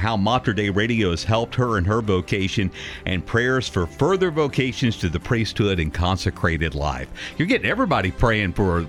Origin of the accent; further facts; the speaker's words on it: Waco, Texas, United States; moved away; my hometown of Waco